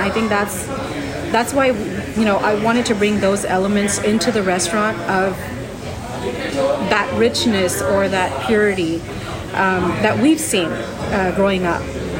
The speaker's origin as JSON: {"language": "English", "town": "Houston", "region": "Texas", "country": "United States", "tie": "born or raised there", "said": "So, the kids are born and brought up in Houston. Okay. My parents are from India."}